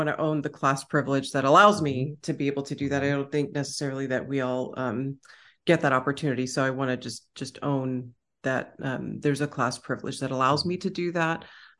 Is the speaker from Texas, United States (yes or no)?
yes; Austin, Texas, United States; accent: Texan; And I am back home in Austin, Texas. So my Texan accent, is going to eventually come out and, that'll be fun.